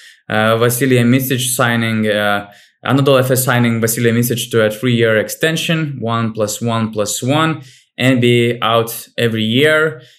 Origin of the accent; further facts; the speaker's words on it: Panevėžys, Panevėžys County, Lithuania; Panevėžys, for example, my hometown team